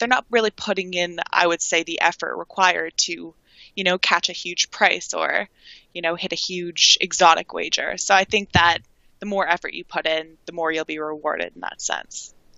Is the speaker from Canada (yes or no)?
yes; Toronto, Ontario, Canada; I've grown up in my whole life Toronto, Canada